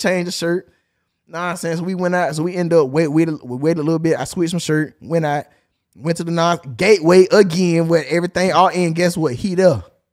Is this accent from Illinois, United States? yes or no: yes; Chicago, Illinois, United States; I'm from Chicago. I'm a GD